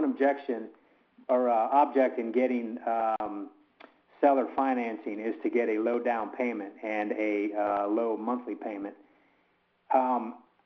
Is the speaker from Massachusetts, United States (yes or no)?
no; Bradenton, Florida, United States; I'm from Bradenton, Florida.